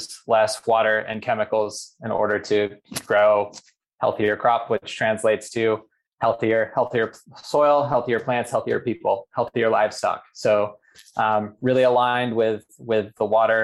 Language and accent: English; Boise, Idaho, United States; moved away as an adult; also born or lived in San Diego, California; now in California, United States; I grew up in Boise, Idaho, went to public school